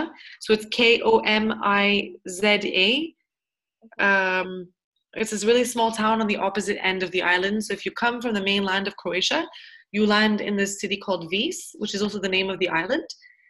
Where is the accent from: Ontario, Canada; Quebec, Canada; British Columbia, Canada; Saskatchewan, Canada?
Quebec, Canada; Montreal; So because I'm from Montreal, I just say French Canada.